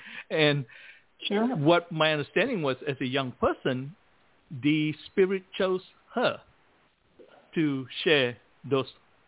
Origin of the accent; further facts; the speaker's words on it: Malaysia; moved away; when I was growing up in Malaysia